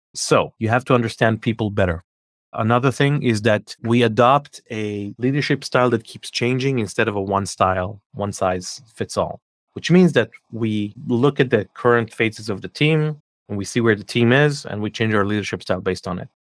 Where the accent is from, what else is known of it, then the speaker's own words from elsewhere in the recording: Israel; moved away as an adult; also born or lived in Scandinavia / New Jersey, United States / California, United States; I'm born and raised in Israel, but we lived in Scandinavia for a few years, and then we lived in the U S for a few years